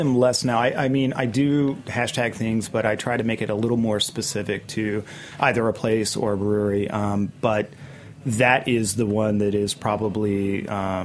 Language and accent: English; Virginia, United States; moved away; So I'm originally from Virginia, and my wife and myself are both from there.